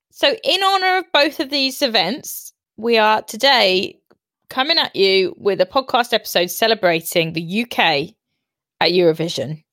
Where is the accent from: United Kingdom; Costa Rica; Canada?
United Kingdom; we are so proud to be British